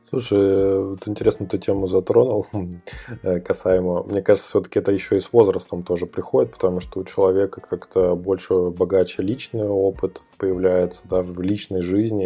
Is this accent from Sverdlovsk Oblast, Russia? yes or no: no; Ukhta, Komi Republic, Russia; я из Ухты